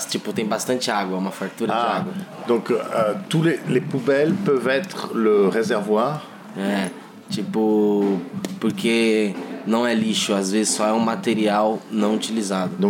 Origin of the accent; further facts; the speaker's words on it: Brazil; É, eh, nasci no Brasil. Na favela do Coqueiro. Na favela do, na favela de Coqueiros.